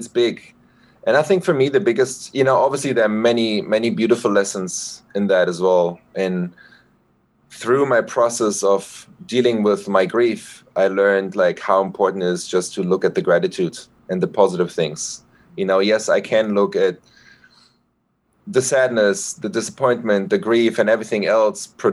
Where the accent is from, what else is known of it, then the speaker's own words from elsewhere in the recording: Berlin, Germany; born and raised in Berlin